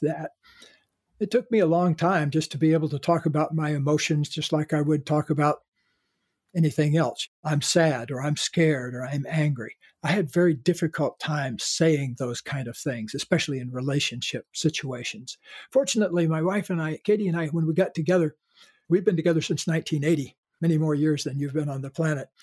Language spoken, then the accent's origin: English; the South, United States; being born in a Caucasian body growing up in the South.